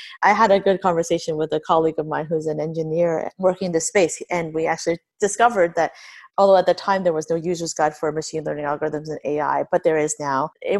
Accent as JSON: {"language": "English", "town": "Niagara Falls", "region": "New York", "country": "United States", "tie": "born or raised there", "said": "I grew up in Niagara, so Buffalo, I spent a lot of time there, really close to here."}